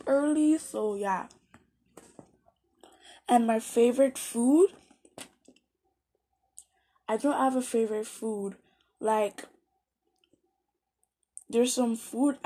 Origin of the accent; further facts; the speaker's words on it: Nigeria; now in Canada; born in Nigeria, and I'm currently living in Canada